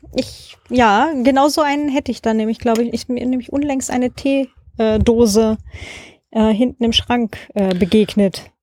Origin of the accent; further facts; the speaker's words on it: Germany; moved away; da wo ich herkomme, kleines äh, Dorf halt im Vorharz.